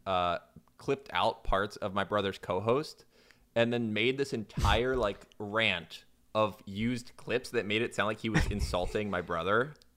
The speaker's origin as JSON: {"language": "English", "region": "Florida", "country": "United States", "said": "I'm from Florida"}